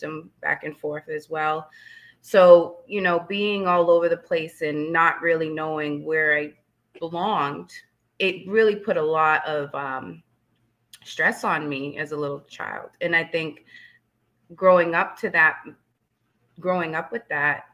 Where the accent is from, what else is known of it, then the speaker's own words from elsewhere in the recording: Leominster, Massachusetts, United States; also born or lived in Fitchburg, Massachusetts; I was born in Fitchburg, Massachusetts, and raised in Leominster